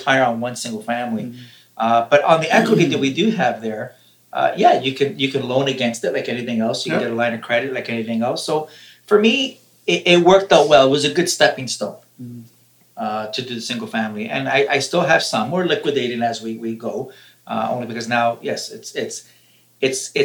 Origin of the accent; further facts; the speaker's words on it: Canada; I'm a foreign national. Oh, I'm Canadian